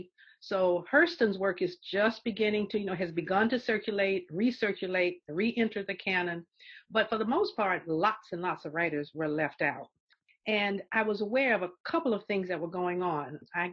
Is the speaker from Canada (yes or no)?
no; Augusta, Georgia, United States; I grew up in the South. We did have more books in our libraries, for instance, than existed in, say, the main library downtown. So I would know about books written by people in my community. I'm from Augusta, Georgia, Frank Yerby's hometown, James Brown's hometown